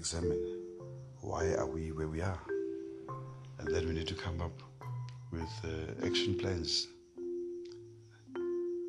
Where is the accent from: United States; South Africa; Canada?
South Africa; as South African men